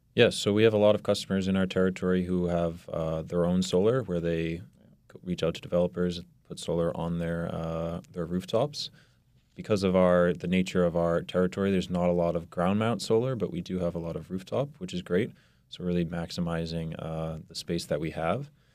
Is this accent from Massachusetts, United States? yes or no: yes; Burlington, Massachusetts, United States; also born or lived in Reading, Massachusetts; I'm originally from Burlington, Massachusetts, and I actually went to high school in Reading